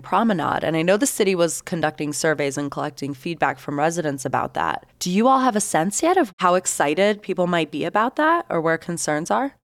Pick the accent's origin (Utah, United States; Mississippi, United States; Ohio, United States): Utah, United States; Salt Lake City; as Salt Lakers